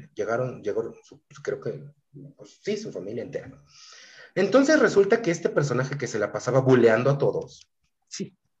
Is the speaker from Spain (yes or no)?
no; Mexico; ni siquiera soy de la Ciudad de México, entonces, pa' colmo, provinciano